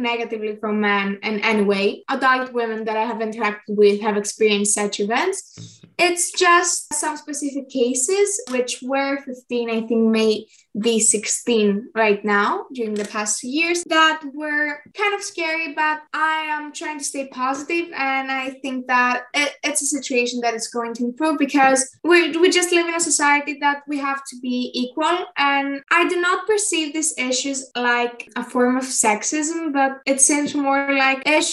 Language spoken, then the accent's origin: English; Athens, Attica, Greece; I am 16 years old and I am from Athens, Greece.